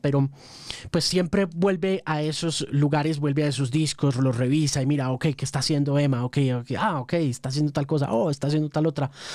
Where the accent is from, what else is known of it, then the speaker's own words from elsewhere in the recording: Colombia; yo soy periodista colombiano